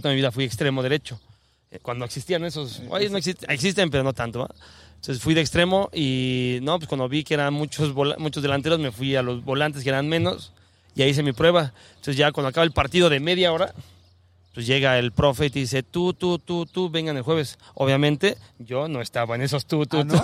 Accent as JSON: {"language": "Spanish", "country": "Mexico", "tie": "born or raised there", "accent": "chilango", "said": "yo nací en México"}